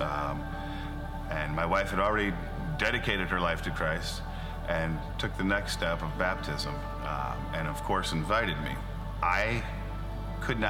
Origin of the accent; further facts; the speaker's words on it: Tiffin, Ohio, United States; I grew up in the Tiffin area